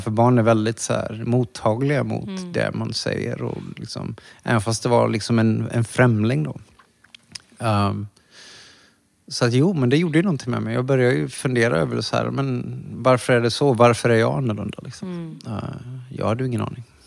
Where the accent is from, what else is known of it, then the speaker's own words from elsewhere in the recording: Borås, Västra Götaland, Sweden; moved away as an adult; also born or lived in Thailand / New York; i Borås. Ja. Ja, där jag växte upp